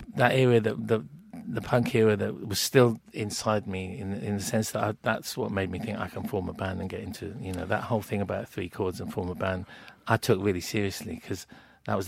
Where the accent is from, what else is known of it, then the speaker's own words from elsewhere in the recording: King's Lynn, East of England, United Kingdom; where I grew up in Kings Lynn in the sort of mid-70s was like a bit of a soul town